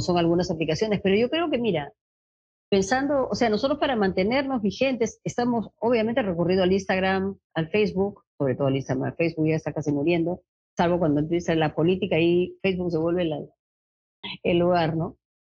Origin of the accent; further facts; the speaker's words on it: Lima, Peru; yo soy limeña y mi experiencia más fuerte es en Lima